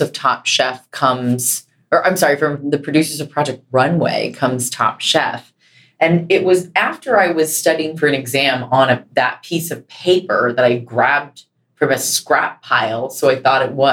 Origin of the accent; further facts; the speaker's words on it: Carlsbad, California, United States; I grew up in Carlsbad, California